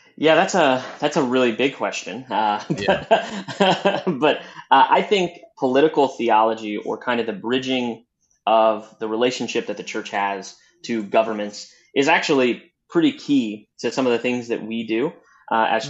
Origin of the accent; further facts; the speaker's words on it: Southwest Missouri, United States; moved away as an adult; now in Chicago, United States; I'm originally from Southwest Missouri. I'm a true hillbilly that grew up on uh, farmlands and in the hills